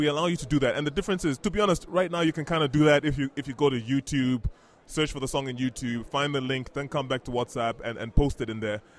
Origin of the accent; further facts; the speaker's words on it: Botswana; also born or lived in Ghana; The growing up originally from Ghana, like we mentioned, but I grew up in Botswana, actually.